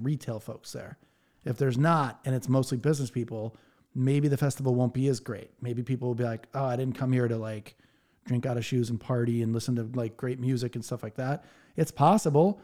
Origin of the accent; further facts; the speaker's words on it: Connecticut, United States; my home state, Connecticut